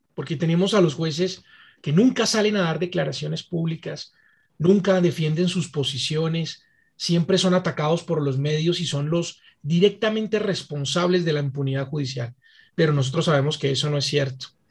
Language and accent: Spanish; Colombia; como colombianos